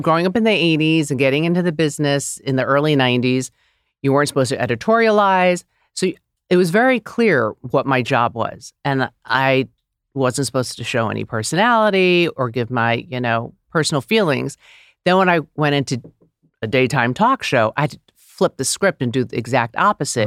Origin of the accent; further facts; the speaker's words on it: New York City, New York, United States; moved away as an adult; also born or lived in Los Angeles; growing up in New York City